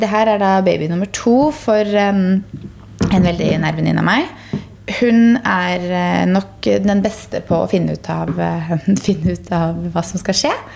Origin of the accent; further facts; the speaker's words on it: Gressvik, Østfold, Norway; der jeg vokste opp, på Gressvik